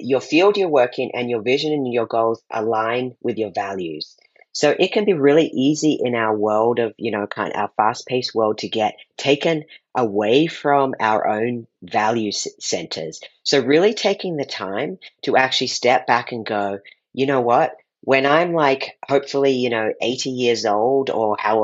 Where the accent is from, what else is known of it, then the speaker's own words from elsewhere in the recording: Australia; I grew up in Australia, so I grew up eating every morning yeast paste, otherwise known as Vegemite